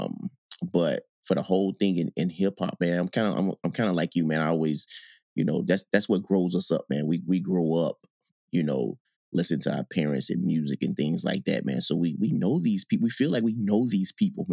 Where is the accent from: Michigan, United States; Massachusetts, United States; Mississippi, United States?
Mississippi, United States; Gulfport; moved away as an adult; when I grew up in Mississippi